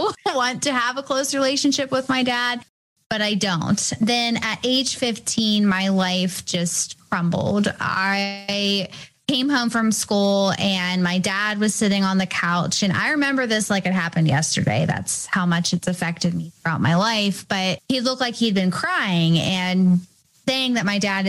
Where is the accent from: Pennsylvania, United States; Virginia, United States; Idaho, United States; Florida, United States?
Pennsylvania, United States; Canonsburg; also born or lived in Bridgeville, Pennsylvania; I'm born and raised near Pittsburgh. I grew up in another smaller town, Canonsburg, Pennsylvania